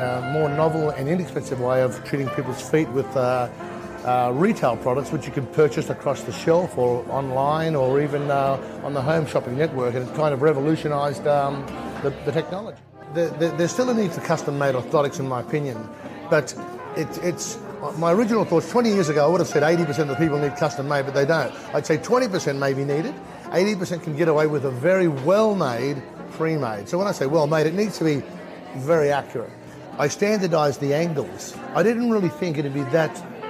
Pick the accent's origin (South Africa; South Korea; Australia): Australia; I'm a podiatrist from Australia